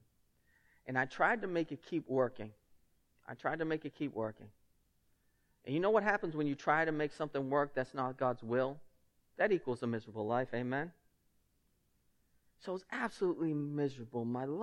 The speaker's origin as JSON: {"language": "English", "town": "Lynn", "region": "Massachusetts", "country": "United States", "accent": "thick Lynn", "said": "my thick Lynn accent"}